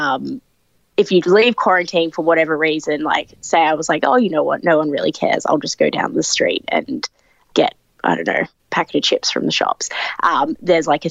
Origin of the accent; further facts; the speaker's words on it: Sydney, New South Wales, Australia; I'm from Sydney, Australia